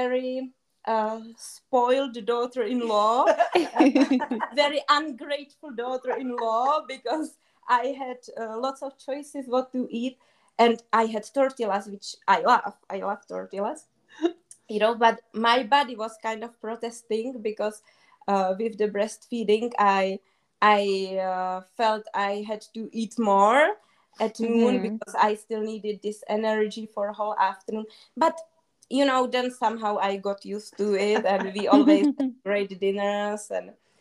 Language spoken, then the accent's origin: English; Czechia; English is a second language; moved away; also born or lived in South Africa / Austria; in the Czech Republic, we have really good breads